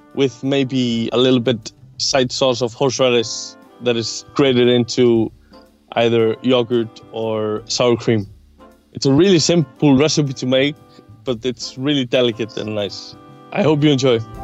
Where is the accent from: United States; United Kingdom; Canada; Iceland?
Iceland; I'm a chef from Iceland.